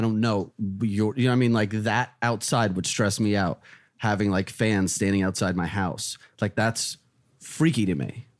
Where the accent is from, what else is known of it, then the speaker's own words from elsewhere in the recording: New Jersey, United States; also born or lived in Russia; I'm just a fucking kid from, well, Russia, but Jersey. Like, I grew up in Jersey.